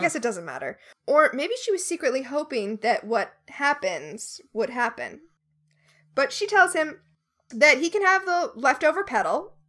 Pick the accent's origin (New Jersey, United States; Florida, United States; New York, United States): Florida, United States; moved away; also born or lived in Alabama; I grew up in Florida where we called them liquor stores